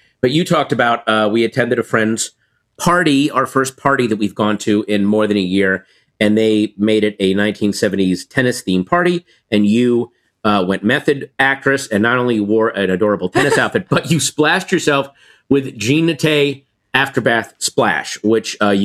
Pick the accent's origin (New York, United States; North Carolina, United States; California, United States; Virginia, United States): Virginia, United States; I grew up in Virginia